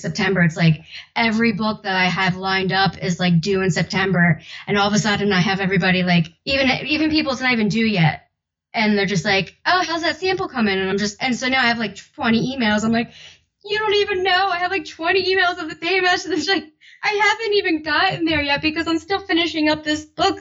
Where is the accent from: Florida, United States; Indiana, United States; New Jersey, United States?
New Jersey, United States; South Jersey / Philadelphia; accent: South Jersey with Philly accent; my accent that I try to hide, but it's like a mix of Sojo, South Jersey, with like the Philly accent.